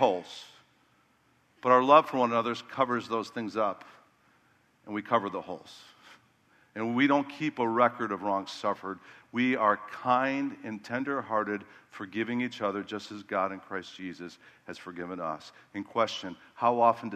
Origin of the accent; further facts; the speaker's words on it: Chicago, Illinois, United States; I was from Chicago where it's more cutthroat